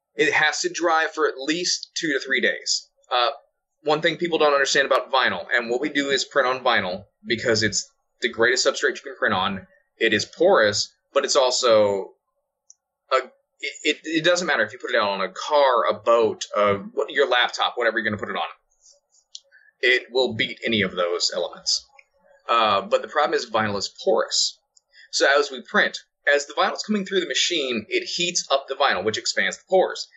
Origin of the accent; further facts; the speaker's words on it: Florida, United States; I was born and raised in Florida